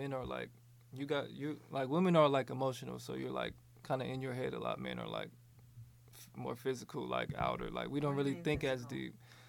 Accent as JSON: {"language": "English", "region": "the South", "country": "United States", "said": "I'm from the South, so like women kind of are, you know, it's different."}